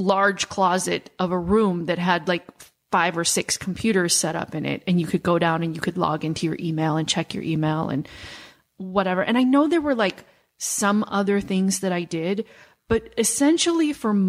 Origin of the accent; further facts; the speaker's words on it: Midwest, United States; I grew up in the Midwest